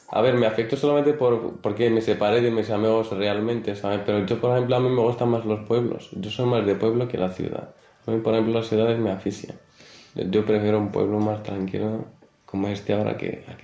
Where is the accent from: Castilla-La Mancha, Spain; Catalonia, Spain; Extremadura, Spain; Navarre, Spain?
Extremadura, Spain; Plasencia; now in Valdefuentes, Spain; Te imagínate que vengo de Plasencia, que es un pueblo grande, donde siempre he estado con gente.